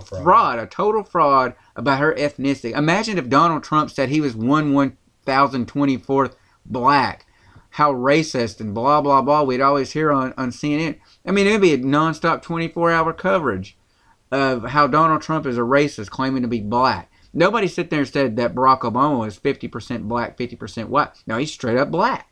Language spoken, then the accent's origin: English; rural Tennessee, United States; accent: country; we're from Tennessee. That's where we're broadcasting from. And I'm, I'm going to say rural Tennessee by that.